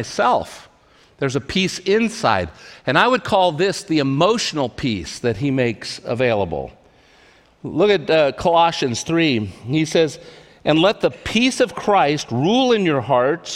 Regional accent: California, United States; also born or lived in Portland, Oregon; I grew up in California, never been away from home in my life

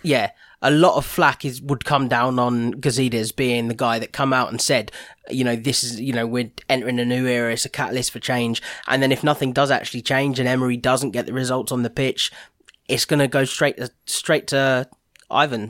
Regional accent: Watford, East of England, United Kingdom; I was born in Watford

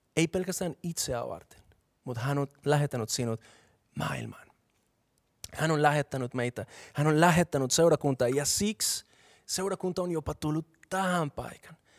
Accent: Bogotá, Colombia; Finnish is a second language; moved away as an adult; now in Finland; mä oon kasvanut Bogotassa, joka on kaupunki, joka sijaitsee 2600 metriä korkeudella

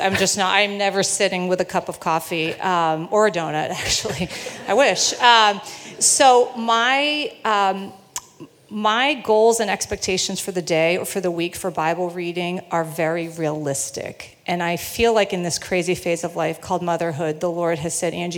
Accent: South Florida, United States; now in Linfield, United States; Growing up, I grew up in South Florida

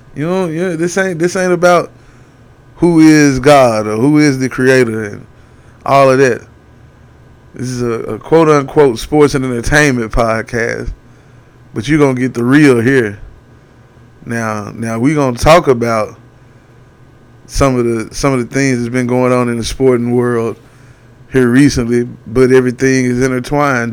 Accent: Tennessee, United States; I ain't from Missouri. I'm from Tennessee

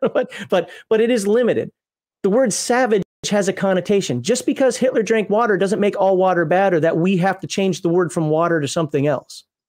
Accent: United States; also born or lived in Kuwait / South Korea / Japan; I'm American.

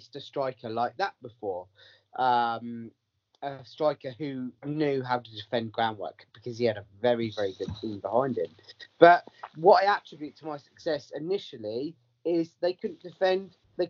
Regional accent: Southampton, South East England, United Kingdom; now in Bournemouth, United Kingdom; that was in Southampton, and that was my hometown

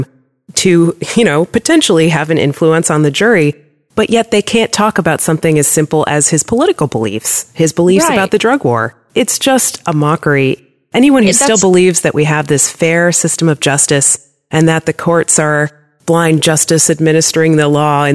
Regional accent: United States; growing up in America

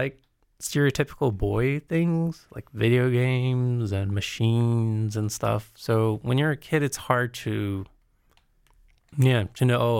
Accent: Brazil; also born or lived in United States; especially because I grew up in Brazil and in the States.

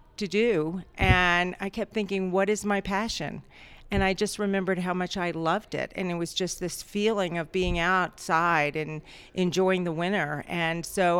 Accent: outside of Richmond, Virginia, United States; moved away as an adult; I actually grew up in the South, outside of Richmond, Virginia

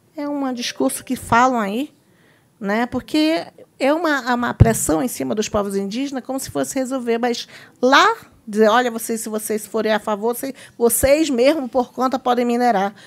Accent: Brazil

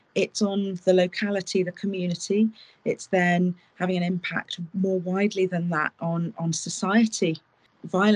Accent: United Kingdom; I am British

